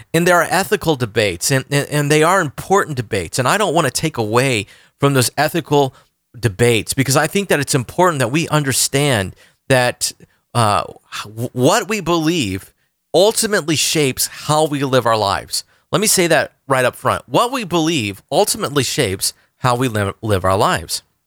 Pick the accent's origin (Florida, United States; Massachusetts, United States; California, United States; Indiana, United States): Florida, United States; Orlando; Orlando, Florida, my hometown